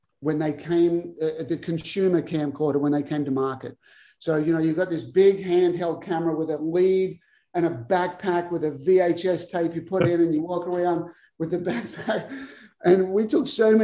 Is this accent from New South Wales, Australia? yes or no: yes; Albury, New South Wales, Australia; moved away as an adult; also born or lived in Tulsa, Oklahoma / Waco, Texas; started my own academy at the Wodonga Tennis Center, which is close to my hometown of Albury.